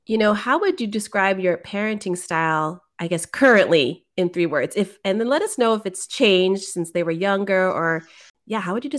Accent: San Mateo, California, United States; now in Oakland, United States; I grew up in San Mateo and it's pretty mixed.

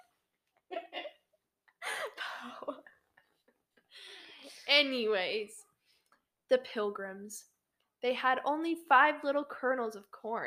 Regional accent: Texas, United States; I'm a Texan.

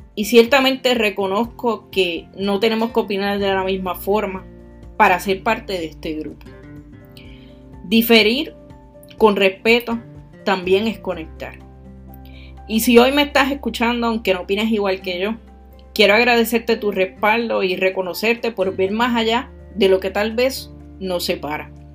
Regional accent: Puerto Rico

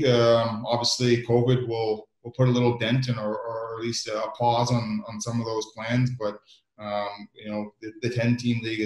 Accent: Canada; moved away as an adult; now in Belfast, United Kingdom; as a Canadian growing up

